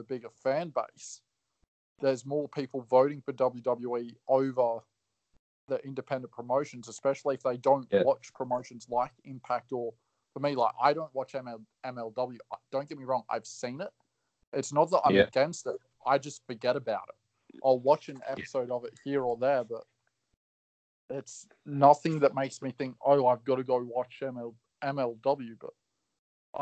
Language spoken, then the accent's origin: English; Australia; I'm Aussie